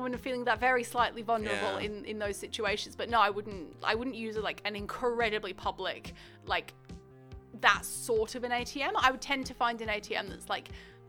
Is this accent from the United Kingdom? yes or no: yes; England, United Kingdom; I'm English, so in England